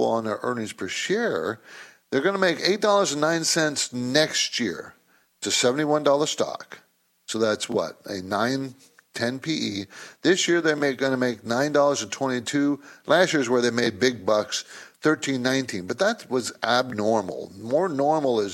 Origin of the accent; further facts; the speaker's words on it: San Diego, California, United States; I grew up in San Diego.